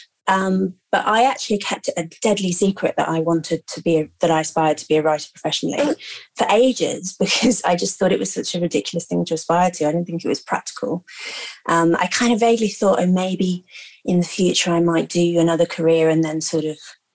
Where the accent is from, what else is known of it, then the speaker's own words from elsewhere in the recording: London, United Kingdom; I grew up in London, middle-class family